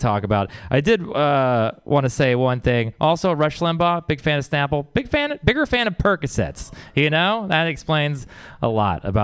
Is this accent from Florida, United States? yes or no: no; Texas, United States; I come from Texas